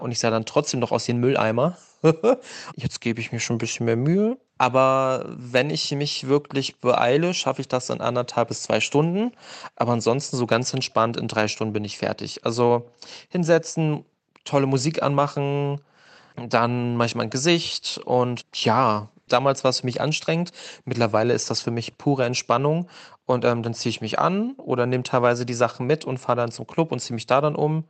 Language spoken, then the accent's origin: German; Germany; ich komme aus der DDR